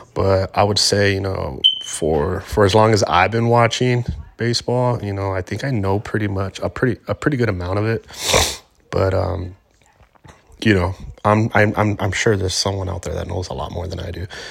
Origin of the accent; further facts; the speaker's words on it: Los Angeles, California, United States; I am from Southern California, born and raised in Los Angeles